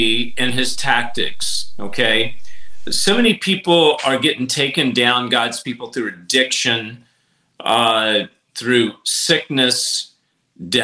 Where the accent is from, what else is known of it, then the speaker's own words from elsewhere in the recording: Nashville, Tennessee, United States; I come from Nashville